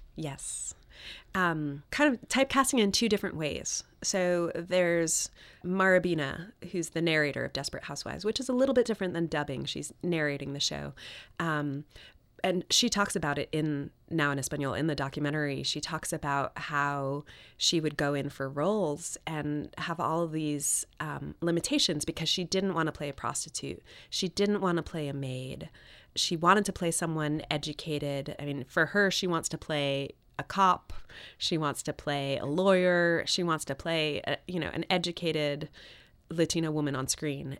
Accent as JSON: {"language": "English", "region": "New York", "country": "United States", "tie": "born or raised there", "said": "my parents are from Chile and I grew up in New York"}